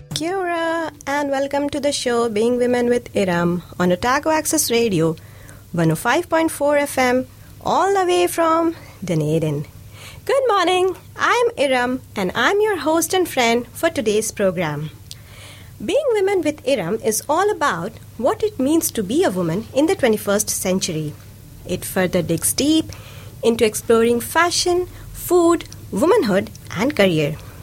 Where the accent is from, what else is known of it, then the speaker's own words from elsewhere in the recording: India; moved away; I'm I'm from India